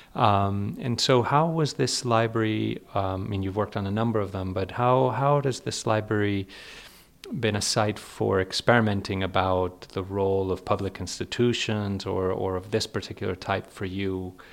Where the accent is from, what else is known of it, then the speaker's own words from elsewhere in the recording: Spain; moved away; I grew up in Spain